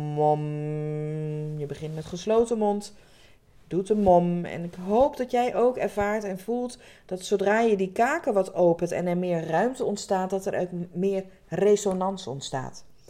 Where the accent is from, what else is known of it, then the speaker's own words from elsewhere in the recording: Rotterdam area, South Holland, Netherlands; Ik kom uit de omgeving van Rotterdam